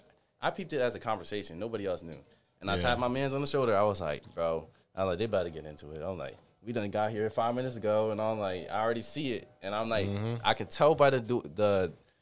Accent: Baltimore, Maryland, United States; I'm not from here. I'm from Baltimore.

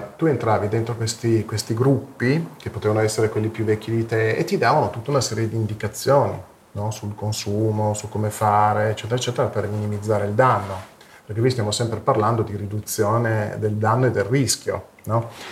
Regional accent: Fossano, Piedmont, Italy; siamo di Fossano

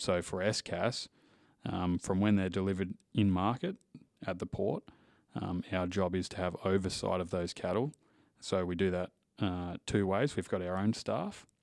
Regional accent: Western Australia, Australia; also born or lived in Indonesia; from W A, uh, producer family. So, grew up on cattle farms and cattle stations.

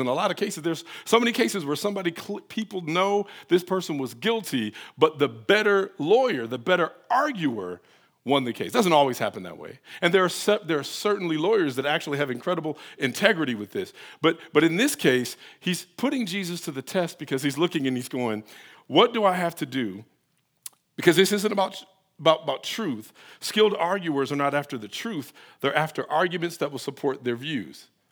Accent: Detroit, Michigan, United States; now in Atlanta, United States; I'm from Detroit

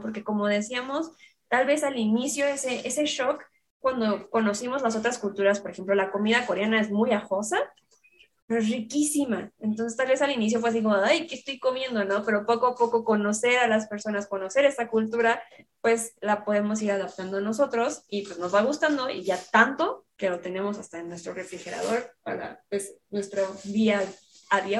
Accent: Mexico; los mexicanos tenemos

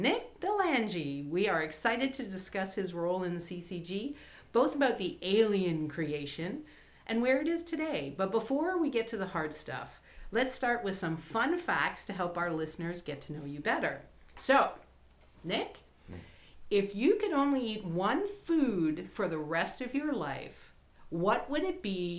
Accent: Canada; moved away; like other movers and shakers, I'm a transplant from Canada.

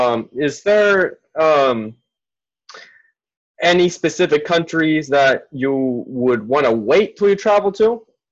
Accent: Caracas, Capital District, Venezuela; I'm from Caracas.

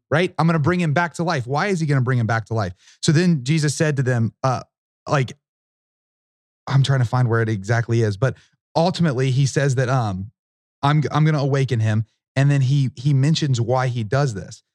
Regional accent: Southern Ohio, United States; I'm from Southern Ohio, which is very much in the Bible Belt

